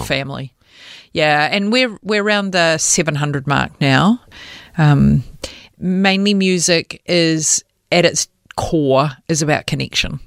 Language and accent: English; New Zealand; moved away as an adult; now in Australia; I am a New Zealander